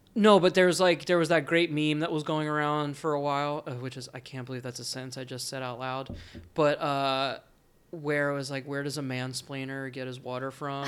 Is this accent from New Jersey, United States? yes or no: yes; New Jersey, United States; moved away; I grew up in New Jersey